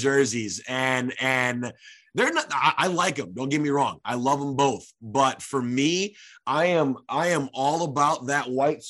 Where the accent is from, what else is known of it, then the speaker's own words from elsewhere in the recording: Detroit, Michigan, United States; I grew up in Detroit, born and raised in Detroit.